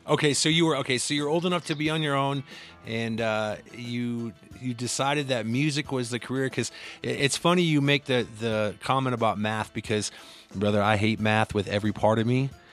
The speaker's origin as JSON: {"language": "English", "town": "Cedar Rapids", "region": "Iowa", "country": "United States", "also_born_or_lived": "Midwest", "said": "I hail from Cedar Rapids"}